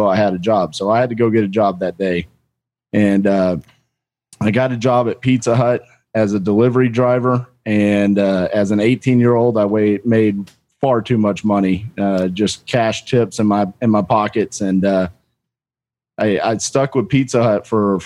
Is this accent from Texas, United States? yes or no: yes; Fort Worth, Texas, United States; also born or lived in Denton, Texas; So I'm born and raised in Fort Worth, Texas. Lived here my whole life, minus a couple of years